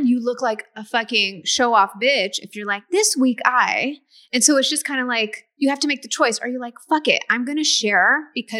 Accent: the San Fernando Valley, California, United States; accent: Valley girl; I am from the 818. I am from the Valley

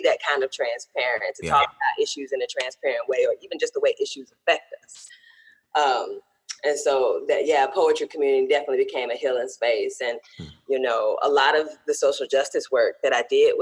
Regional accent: Greenville, Mississippi, United States; moved away as an adult; also born or lived in Oklahoma City, Oklahoma; now in Greensboro, United States; I am based out of Greensboro, North Carolina, but I'm originally from Greenville, Mississippi, the Delta, in the heart of the Delta

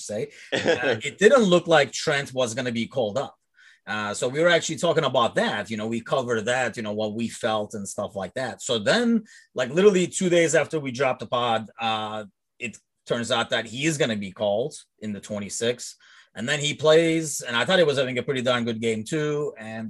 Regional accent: Istanbul, Turkey; also born or lived in London, United Kingdom; now in Chicago, United States; I grew up in Istanbul

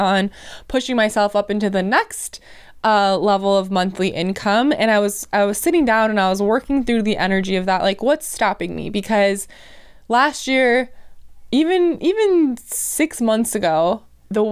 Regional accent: Wisconsin, United States; I'm from Wisconsin

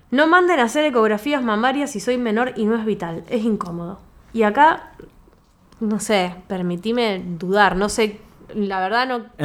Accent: Italy; Spanish is a second language; Soy italiana, así que diré Scotcha.

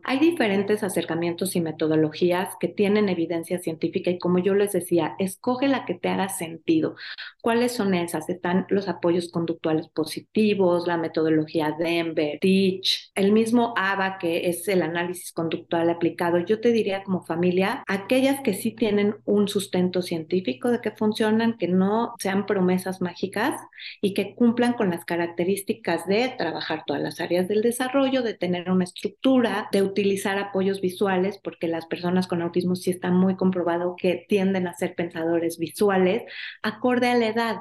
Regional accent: Mexico; como sociedad mexicana

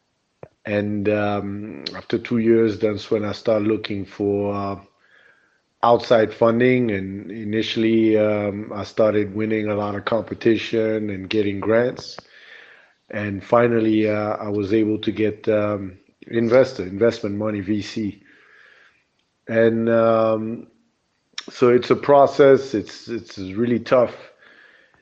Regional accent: Burundi; also born or lived in United States; now in Rwanda; I grew up in Burundi, which is Central East Africa

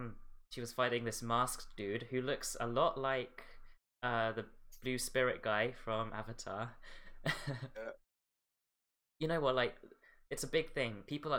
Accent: Philippines; it's basically my culture because I'm from the Philippines

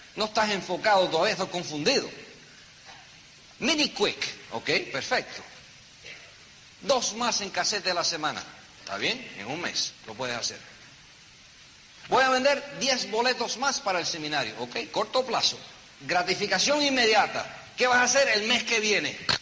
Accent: New York City, New York, United States; Yo me crié en un apartamento chiquitico en Nueva York. Yo nací en Nueva York. Un apartamento en el Bronx.

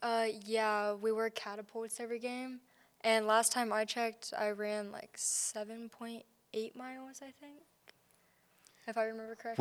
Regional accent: Kansas City, Missouri, United States; I'm from Kansas City, Missouri

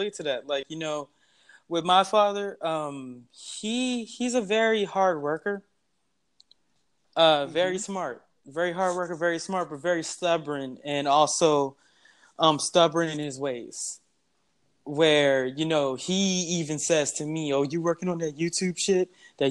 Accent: San Antonio, Texas, United States; Me, I'm actually from San Antonio, Texas, and I grew up in that place. And then also my family's from Louisiana.

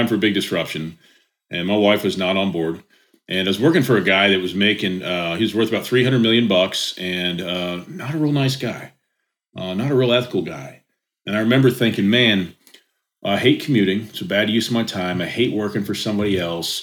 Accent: Indianapolis, Indiana, United States; I'm from Indianapolis. I live about 35 minutes south now. So I've always lived in Indiana.

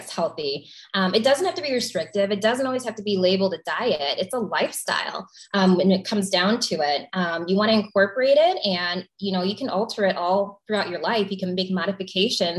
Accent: Flossmoor, Illinois, United States; I grew up in the South Suburbs of Chicago

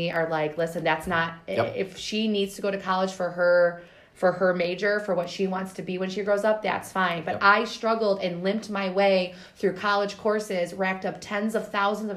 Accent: Warren, United States; I grew up in Warren

